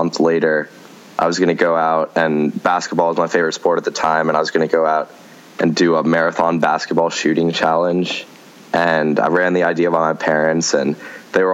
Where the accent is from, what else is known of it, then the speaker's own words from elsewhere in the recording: McLean, Virginia, United States; my hometown of McLean, Virginia